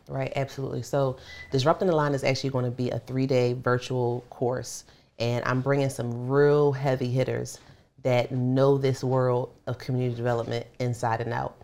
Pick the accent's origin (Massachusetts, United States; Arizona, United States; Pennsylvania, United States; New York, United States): Pennsylvania, United States; Philadelphia; moved away; also born or lived in Baltimore; I grew up in North Philly